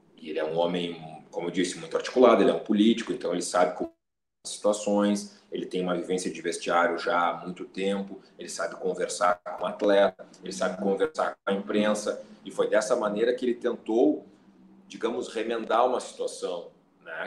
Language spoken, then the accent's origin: Portuguese; Porto Alegre, Rio Grande do Sul, Brazil; eu nasci em Porto Alegre, morei basicamente toda a minha vida aqui, depois morei um tempo fora, fui, fui estudar fora, voltei